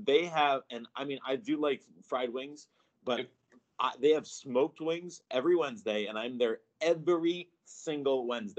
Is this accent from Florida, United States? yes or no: yes; Florida, United States; moved away as an adult; also born or lived in Ohio; now in Cleveland, United States; I grew up in Florida